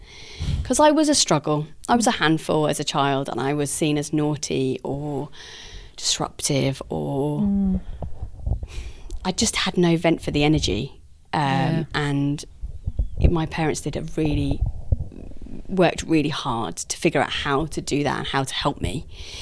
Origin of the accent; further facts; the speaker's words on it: Guildford, South East England, United Kingdom; accent: fancy; because I'm from Guildford, I sound fancy.